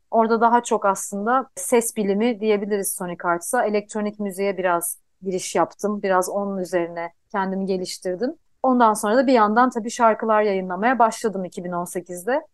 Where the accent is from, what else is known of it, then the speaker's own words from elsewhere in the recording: Istanbul, Turkey; also born or lived in Yalova; ben aslında ilkokulu İstanbul'da okudum ama liseyi Yalova'da okudum. Ben e, Yalovalıyım iki taraftan da anne babadan da.